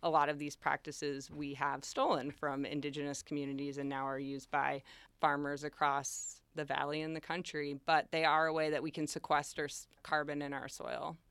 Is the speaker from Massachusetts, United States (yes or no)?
yes; Chesterfield, Massachusetts, United States; also born or lived in Holyoke; I grew up in Chesterfield, and now I live in Holyoke